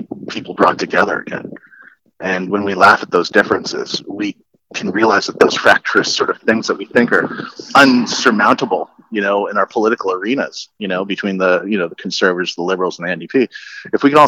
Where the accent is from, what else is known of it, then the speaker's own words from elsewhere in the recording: Canada; as a Canadian